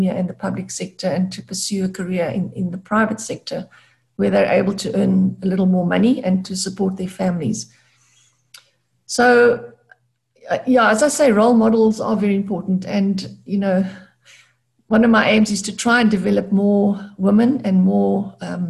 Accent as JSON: {"language": "English", "town": "Gqeberha", "region": "Eastern Cape", "country": "South Africa", "tie": "born or raised there", "said": "I grew up in Gqeberha, or Port Elizabeth as it was formerly known, a smallish town."}